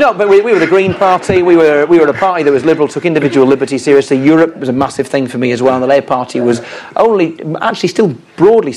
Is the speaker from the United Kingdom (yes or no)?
yes; the north of England, United Kingdom; as a Northerner, I don't want to secede